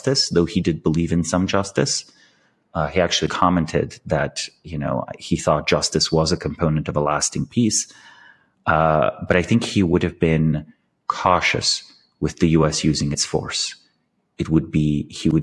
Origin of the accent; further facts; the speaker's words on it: Slovenia; I'm from Slovenia. We have this like very dark sense of humor